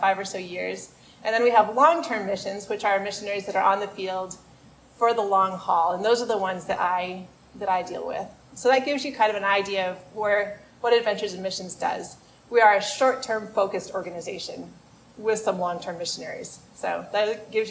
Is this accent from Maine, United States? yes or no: yes; Maine, United States; I'm from Maine